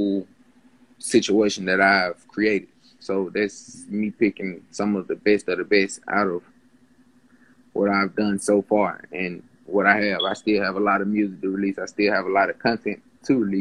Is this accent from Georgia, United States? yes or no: yes; Atlanta, Georgia, United States; I grew up in Atlanta, so I have experienced a lot